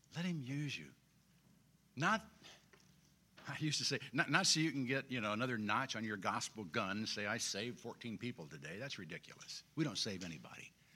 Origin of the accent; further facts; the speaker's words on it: Springfield, Illinois, United States; I grew up in Springfield